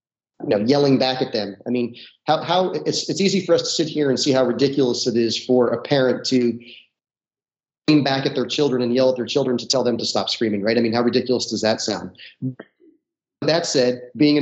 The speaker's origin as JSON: {"language": "English", "region": "North New Jersey", "country": "United States", "tie": "born or raised there", "said": "I grew up in North New Jersey, about a half hour outside of Manhattan."}